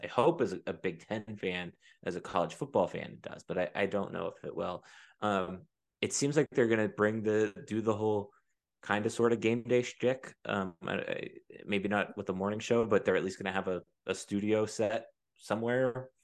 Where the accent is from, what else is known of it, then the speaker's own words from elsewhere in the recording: Pennsylvania, United States; where I grew up in Pennsylvania